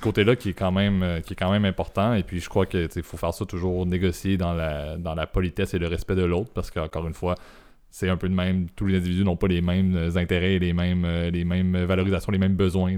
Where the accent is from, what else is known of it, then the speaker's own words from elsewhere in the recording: Canada; en tant que Canadien et au Canada